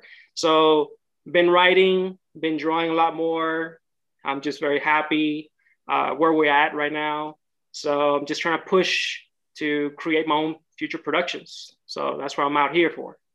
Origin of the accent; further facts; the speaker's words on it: Houston, Texas, United States; moved away as an adult; also born or lived in Monterrey, Mexico; now in Los Angeles, United States; I was raised in Houston, Texas for about 25 years